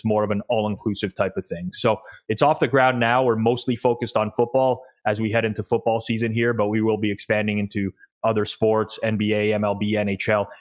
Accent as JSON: {"language": "English", "town": "Toronto", "region": "Ontario", "country": "Canada", "tie": "born or raised there", "said": "I am Canadian, born and raised in Toronto."}